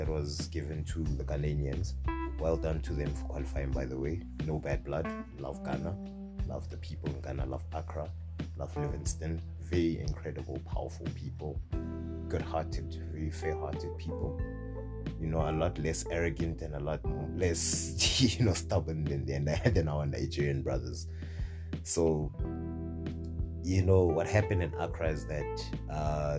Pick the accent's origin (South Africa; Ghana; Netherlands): South Africa; in the capacity as a South African